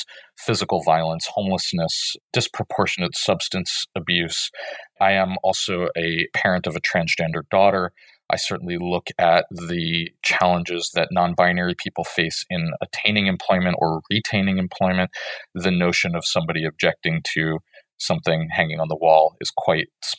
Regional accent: United States; I'm an American

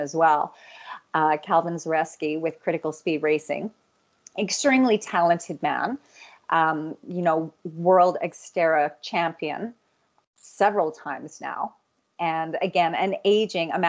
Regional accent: Red Deer, Alberta, Canada; now in Calgary, Canada; I grew up outside of Red Deer

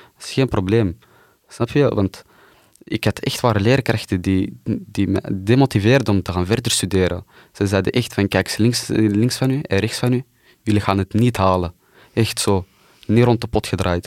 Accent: Antwerp, Flanders, Belgium; Ik ben hier geboren in Wilrijk.

